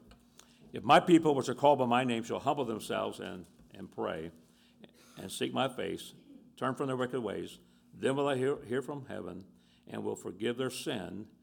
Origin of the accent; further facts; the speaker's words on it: Tampa, Florida, United States; Tampa, Florida. I grew up in Tampa